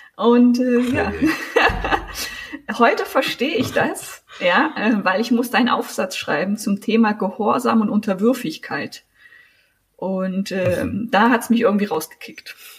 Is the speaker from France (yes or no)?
no; Thuringian Forest, Germany; also born or lived in Sangerhausen, Saxony-Anhalt / Göttingen; now in Jena, Germany; ich bin in Sachsen-Anhalt geboren worden, in Sangerhausen. Meine Eltern sind mit drei Jahren dann mit mir umgezogen in den Thüringer Wald. Mein Vater ist Förster. Und wir haben ganz klassisch, äh, bin ich im Forsthaus am Waldesrand groß geworden